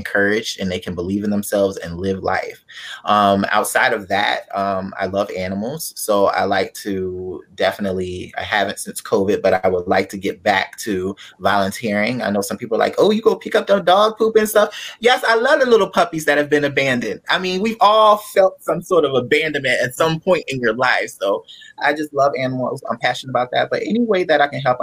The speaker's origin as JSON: {"language": "English", "region": "Delaware", "country": "United States", "tie": "born or raised there", "also_born_or_lived": "Pennsylvania", "moved": "yes", "lives_now": "South Florida, United States", "said": "I am from Delaware. I was born in Pennsylvania, but I've been raised in Delaware."}